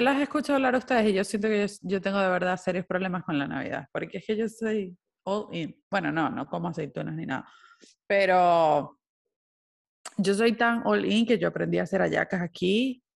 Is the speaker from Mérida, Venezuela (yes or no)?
no; Maracaibo, Zulia, Venezuela; moved away; uno como venezolano